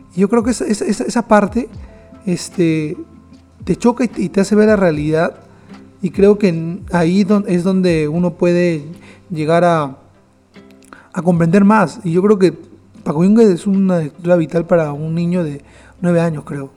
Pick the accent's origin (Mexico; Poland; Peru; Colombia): Peru